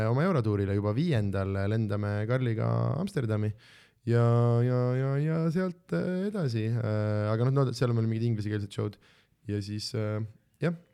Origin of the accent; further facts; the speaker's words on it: Southern Estonia, Estonia; miks te olete kõik Tallinn nagu täpselt samad inimesed minu kui Lõuna-Eesti inimesi